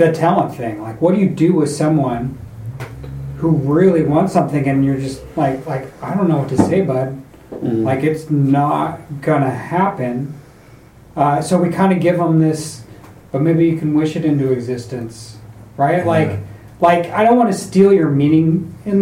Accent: North Idaho, United States; I grew up in North Idaho

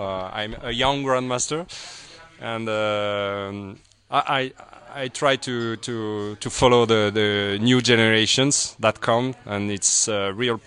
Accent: south of France, France; I'm from France. From the south of France

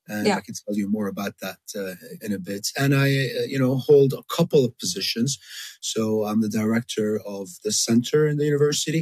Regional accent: Jordan; moved away as an adult; also born or lived in Miami, United States / Puerto Rico / Dubai, United Arab Emirates; now in Amman, Jordan; I was born in Jordan of Palestinian parents, lived in Jordan most of my life

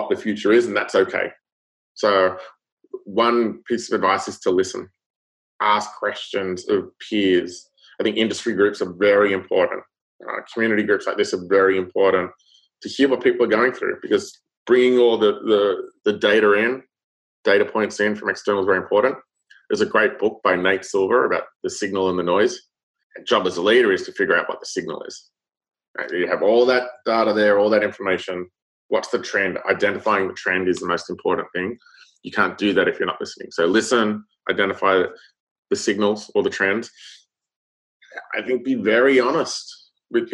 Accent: Australia; now in United States; I'm Australian

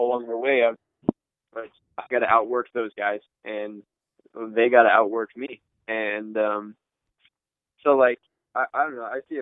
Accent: West Coast, United States; I'm from the West Coast

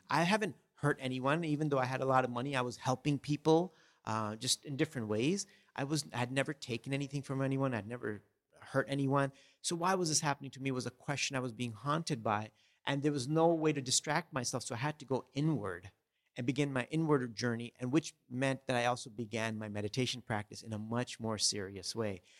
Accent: Los Angeles, California, United States; also born or lived in India; growing up, I grew up in Southern California in Los Angeles

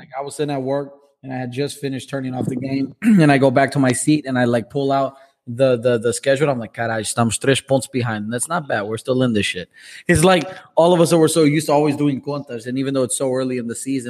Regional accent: Braga, Norte, Portugal; Bro, and I'm from the Braga area, bro. I'm from that Braga area

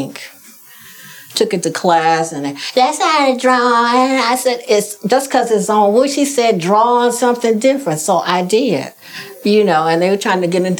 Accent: Chicago, Illinois, United States; I grew up in Chicago, south side of Chicago, right down the street from White Sox Park

